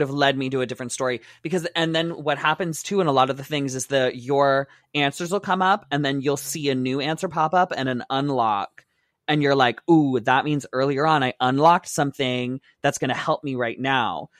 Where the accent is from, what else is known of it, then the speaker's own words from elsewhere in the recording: Windsor, Ontario, Canada; I used to go to Detroit all the time because I grew up in Windsor